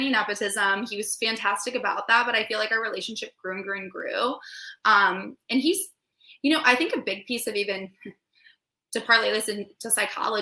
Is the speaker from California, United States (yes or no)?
yes; San Diego, California, United States; I'm from San Diego, California